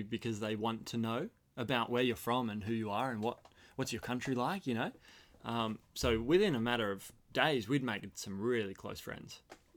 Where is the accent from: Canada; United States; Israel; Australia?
Australia; four of us being big Australian lads